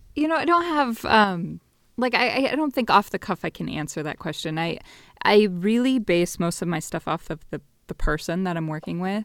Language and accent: English; Las Vegas, Nevada, United States; moved away as an adult; also born or lived in Northern California / Bay Area; Born and raised in Vegas until about fifth grade, then moved to rural Nevada